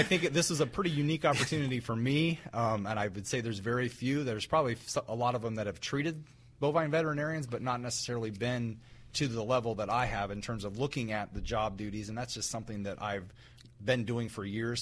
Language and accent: English; West Central Ohio, United States; I grew up in West Central Ohio, which is very rural